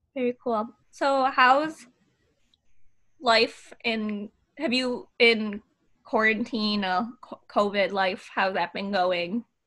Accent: Michigan, United States; I was been born and raised in Michigan.

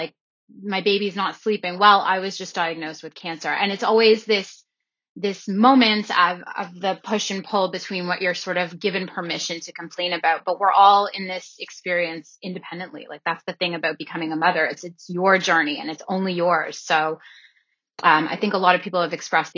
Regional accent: Toronto, Ontario, Canada; we grew up in Toronto

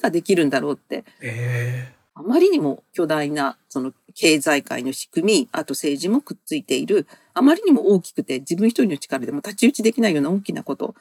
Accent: Yamaguchi, Japan; moved away as an adult; now in Tokyo, Japan; 私、山口であの生まれ育って

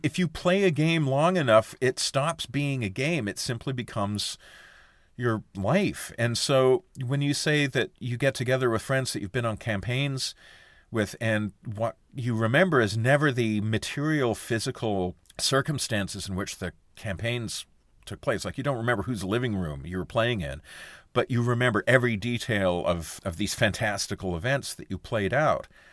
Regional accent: Sudbury, Ontario, Canada; when I was a kid, I was growing up in Sudbury, Ontario in the seventies and eighties

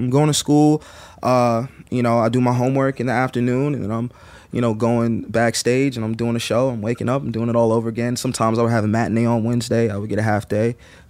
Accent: Brooklyn, New York, United States; I'm really from Brooklyn.

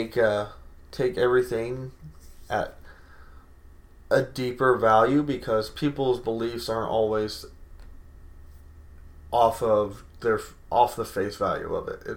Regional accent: United States; we, as an American society

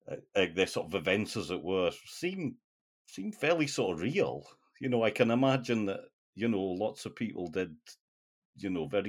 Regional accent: North East England, United Kingdom; my sort of accent maybe doesn't really show it, but my roots are the northeast of England, and I mean, you know, working class sort of life was, doors were open.

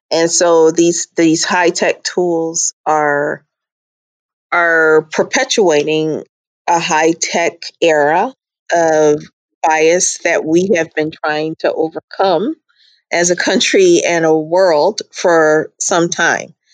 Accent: Charleston, South Carolina, United States; also born or lived in Nigeria / Minnesota; Carolina Charleston area, but then I lived in Nigeria and Minnesota, and so I I just have a version of my accent is is unusual, I guess

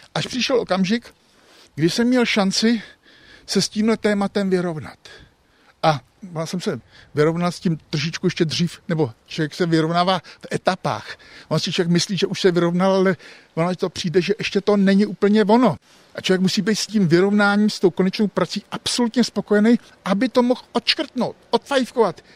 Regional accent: Český Krumlov, South Bohemian Region, Czechia; also born or lived in Prague; jsem prostě tě krumlovák, ale pro krumlovák je náplava, protože jsem tady až teprve od pěti let svých. Narodil jsem se v Praze

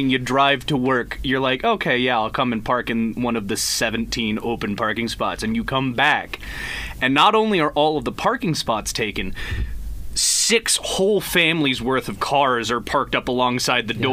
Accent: Las Vegas, Nevada, United States; I'm from Las Vegas, Nevada, so I totally get you.

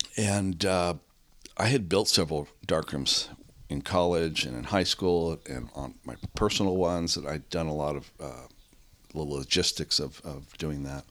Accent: San Rafael, California, United States; also born or lived in San Francisco; I grew up in Marin. I grew up in San Rafael.

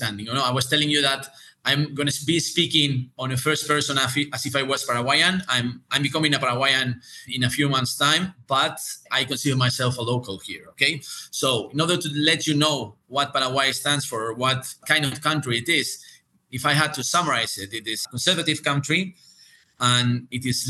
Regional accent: Spain; I'm from Spain

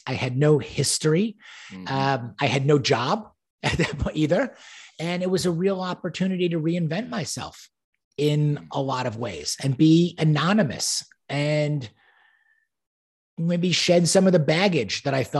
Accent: New York, United States; I was born and raised in New York and, you know, grew up in a very privileged capacity where didn't really know from hardship

